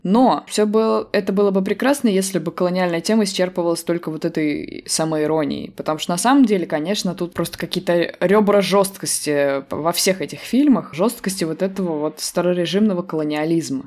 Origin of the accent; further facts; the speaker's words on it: Samara, Samara Oblast, Russia; у нас в Самаре